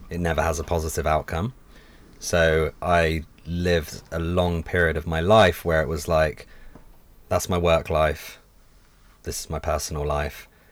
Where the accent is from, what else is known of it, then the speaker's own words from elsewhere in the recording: London, United Kingdom; growing up in London, where I did, super multicultural